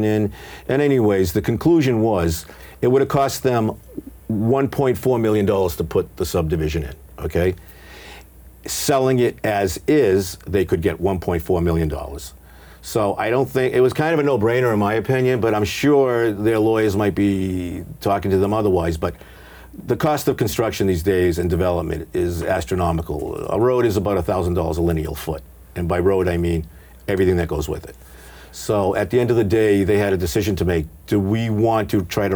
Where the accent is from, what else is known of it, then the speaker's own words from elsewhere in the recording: Franklin, Massachusetts, United States; also born or lived in Denver; We grew up in Franklin